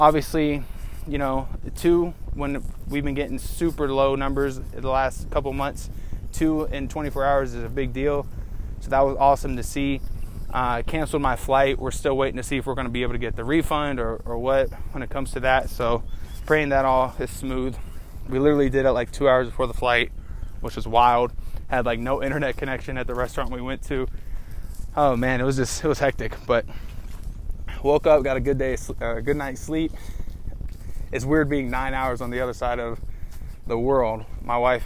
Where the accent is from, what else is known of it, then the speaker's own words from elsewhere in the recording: United States; as an American